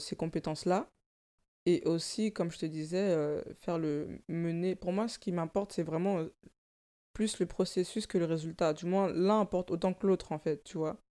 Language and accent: French; France; also born or lived in Africa; Je suis née en Afrique, j'ai grandi en banlieue